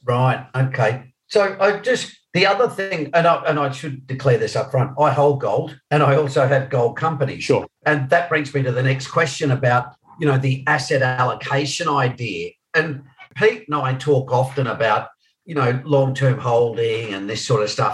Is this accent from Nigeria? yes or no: no; Australia; I'm the only Australian here